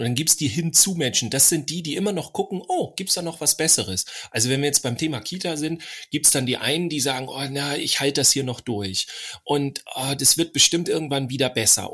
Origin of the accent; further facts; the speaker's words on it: Northern Germany, Germany; ich als Norddeutscher